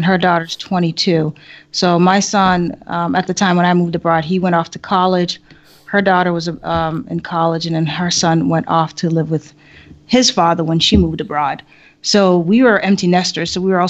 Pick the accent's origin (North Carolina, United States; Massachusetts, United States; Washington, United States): Massachusetts, United States; Boston; moved away as an adult; also born or lived in Haiti / Maryland, D.C. and Virginia area / Japan; now in Thailand; Originally, I was born in Haiti, but I grew up in Boston, left Boston and spent some time in the DMV area, which is the Maryland, D.C. and Virginia area.